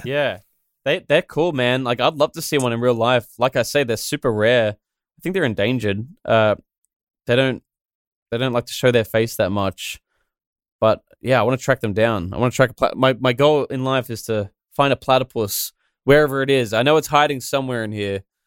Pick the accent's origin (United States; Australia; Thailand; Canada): Australia; I'm the Australian animated guy